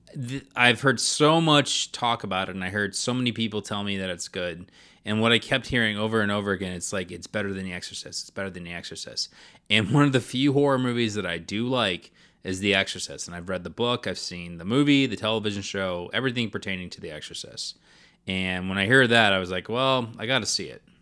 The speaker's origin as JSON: {"language": "English", "region": "the South", "country": "United States", "said": "I would consider myself Southern"}